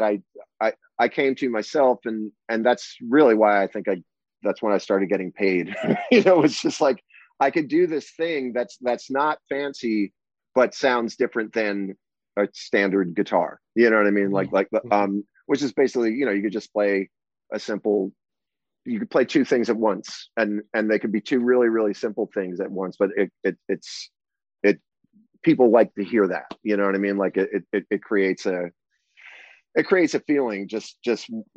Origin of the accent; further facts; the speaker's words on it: New Jersey, United States; also born or lived in New York City; I grew up in New Jersey